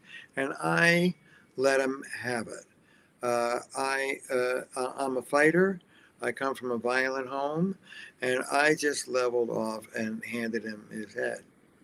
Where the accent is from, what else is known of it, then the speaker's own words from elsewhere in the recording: New Jersey, United States; I'm from Jersey.